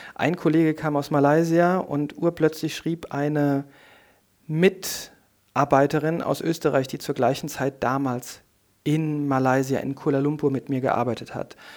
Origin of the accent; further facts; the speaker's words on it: Koblenz, Rhineland-Palatinate, Germany; die Region und meine Heimat